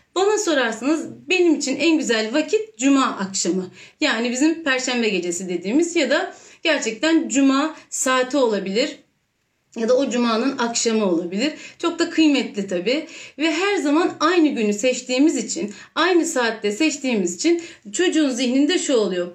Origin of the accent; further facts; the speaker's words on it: Istanbul, Turkey; bin dokuz yüz seksen üç İstanbul doğumluyum